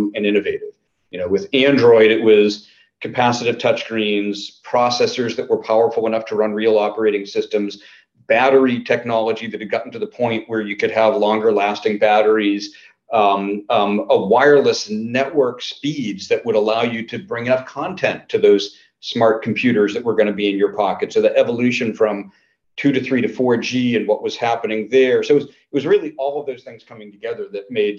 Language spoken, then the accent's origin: English; Natick, Massachusetts, United States; I grew up in Natick, Mass.